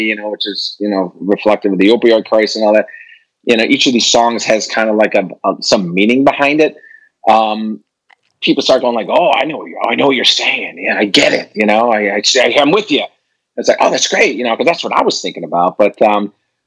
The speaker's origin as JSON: {"language": "English", "town": "Chicago", "region": "Illinois", "country": "United States", "said": "I'm a Chicagoan"}